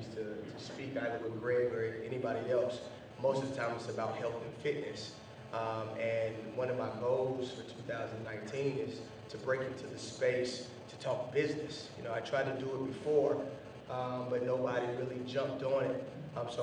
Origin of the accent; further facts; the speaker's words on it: Durham, North Carolina, United States; I'm from Durham, graduated from Hillside in 2009